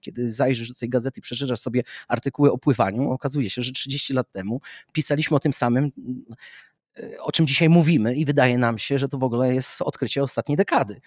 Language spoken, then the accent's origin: Polish; Warsaw, Masovian Voivodeship, Poland; wychowywałem się na Muranowie